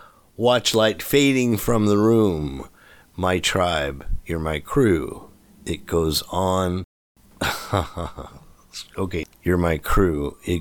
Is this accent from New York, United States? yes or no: yes; New York City, New York, United States; No, I was born in Queens.